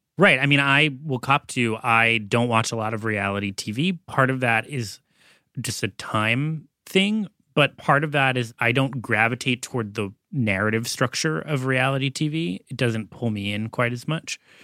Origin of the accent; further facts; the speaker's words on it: Massachusetts, United States; moved away; also born or lived in Los Angeles; Growing up in Massachusetts, even though I was in college in L A at the time